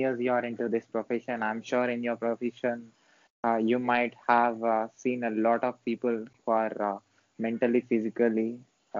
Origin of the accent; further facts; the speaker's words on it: South India, India; also born or lived in Hyderabad, India; I'm from South India.